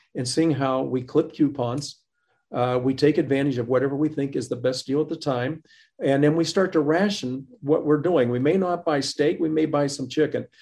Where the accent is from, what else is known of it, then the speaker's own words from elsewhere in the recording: Butler, Pennsylvania, United States; grow up in Butler in the time that we grew up